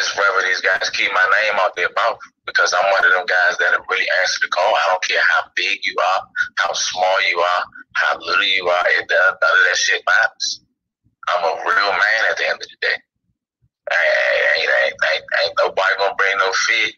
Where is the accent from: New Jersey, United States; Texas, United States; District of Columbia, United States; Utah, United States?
District of Columbia, United States; Washington; I grew up in Washington, D.C.